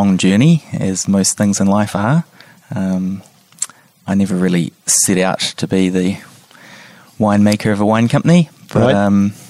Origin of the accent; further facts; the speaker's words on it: Wellington, New Zealand; moved away; I grew up in Wellington.